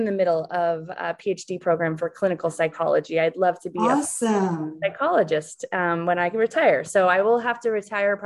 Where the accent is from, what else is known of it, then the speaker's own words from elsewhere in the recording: Alaska, United States; also born or lived in Seattle; I grew up in Alaska, born and raised in Alaska.